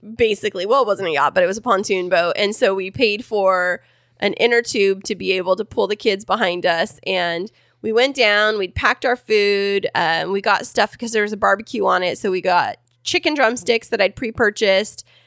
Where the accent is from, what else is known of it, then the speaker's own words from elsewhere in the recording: Kingsburg, California, United States; now in San Diego, United States; Stacked in Kingsburg, my hometown